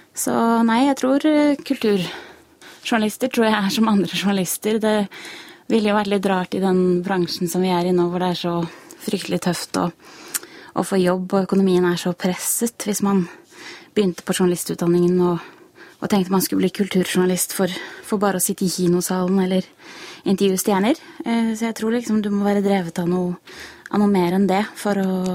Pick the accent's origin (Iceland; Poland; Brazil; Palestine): Iceland; now in Norway; jeg er jo islandsk og leser islandske aviser